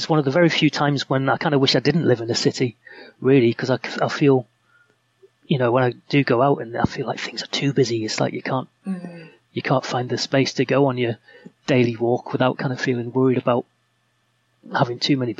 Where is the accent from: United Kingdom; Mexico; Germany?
United Kingdom; Hexham, North East England; moved away as an adult; now in Leeds, United Kingdom; I grew up in the northeast. My family live in a town called Hexham in Northumberland. And I came to Leeds in 1992 to go to university. And I'm one of those people who's done that and never gone back.